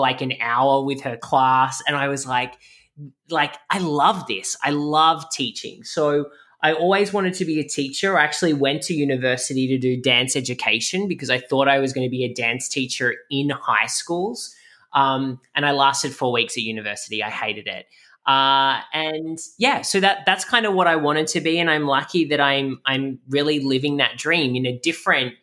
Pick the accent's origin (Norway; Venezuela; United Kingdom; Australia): Australia; Camden, New South Wales; moved away as an adult; now in Miami, United States; I'm originally from, I grew up in Camden, which is about 50 minutes southwest of Sydney